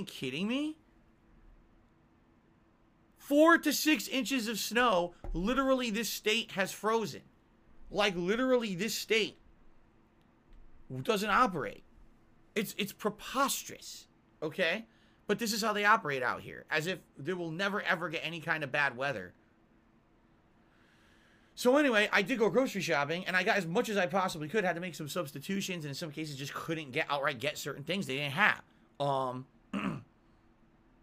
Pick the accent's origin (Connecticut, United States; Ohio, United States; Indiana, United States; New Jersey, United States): Connecticut, United States; now in Washington, United States; I come from Connecticut